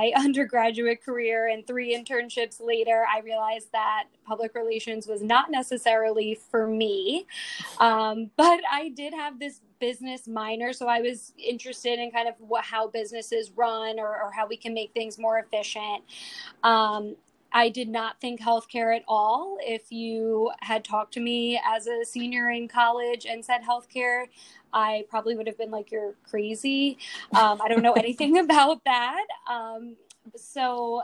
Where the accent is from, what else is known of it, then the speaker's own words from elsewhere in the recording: New York City, New York, United States; also born or lived in Long Island, New York / Oswego, New York; I grew up in Bayside, Queens, so native New Yorker